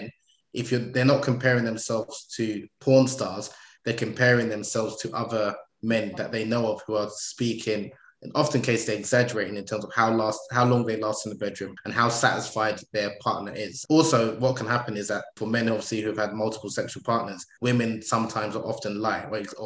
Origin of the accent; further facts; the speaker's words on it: United Kingdom; I'm British born, Nigerian